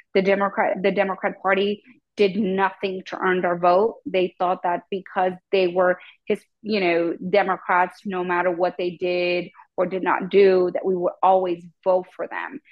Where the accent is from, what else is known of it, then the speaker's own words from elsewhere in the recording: Mexico; now in Texas, United States; I was born in Mexico